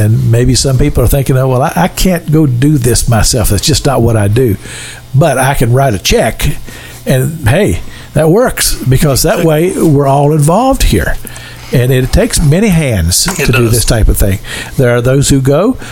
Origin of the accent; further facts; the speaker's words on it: Kentucky, United States; moved away as an adult; also born or lived in Pensacola, Florida; now in Florida, United States; I'm from Kentucky. We don't have mullet in Kentucky, and we don't have grits